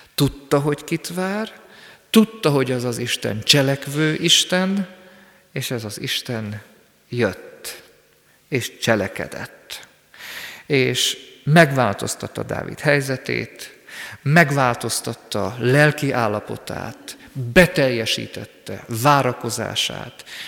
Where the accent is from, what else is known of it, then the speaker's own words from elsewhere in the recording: Sürte, Zakarpattia Oblast, Ukraine; én szűrtén születtem. Onnan indultam el, mint gyermek, ott végeztem általános iskolai tanulmányaimat